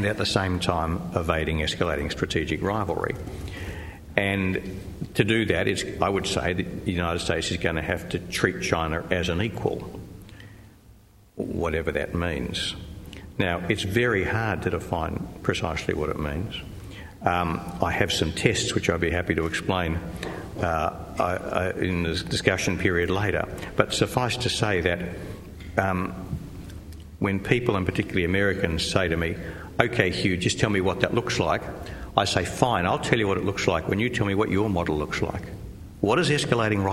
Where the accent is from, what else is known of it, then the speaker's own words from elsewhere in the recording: Australia; I'm an Australian